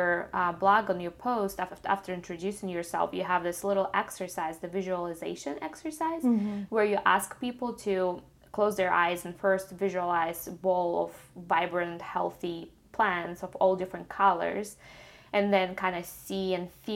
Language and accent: English; Ukraine; moved away; I grew up in Ukraine